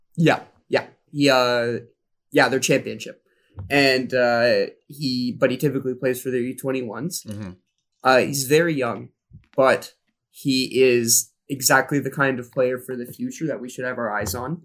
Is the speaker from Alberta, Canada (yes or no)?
no; Smiths Falls, Ontario, Canada; I'm from Smith Falls